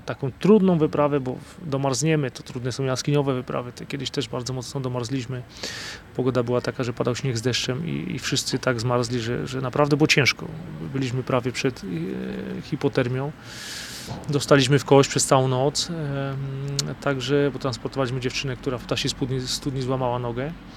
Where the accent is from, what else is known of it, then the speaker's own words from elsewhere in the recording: Podhale, Lesser Poland, Poland; Ja się tutaj wychowałem